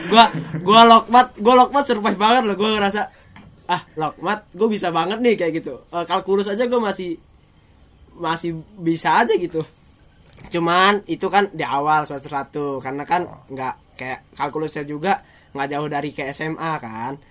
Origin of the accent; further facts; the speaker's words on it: Lampung, Indonesia; moved away as an adult; now in Bandung, Indonesia; Gue dari seberang pulau gitu. Itu jauh banget